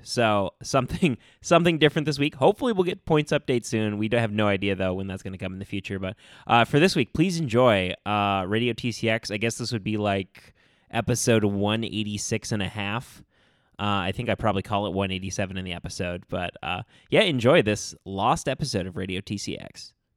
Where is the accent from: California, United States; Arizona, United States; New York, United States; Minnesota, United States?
Minnesota, United States; most of us are Minnesota natives